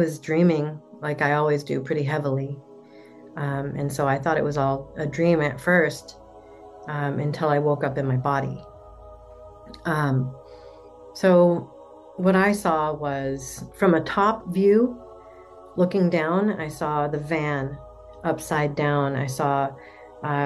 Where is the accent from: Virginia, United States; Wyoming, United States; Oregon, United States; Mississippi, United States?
Oregon, United States; Portland; I'm from Portland, Oregon.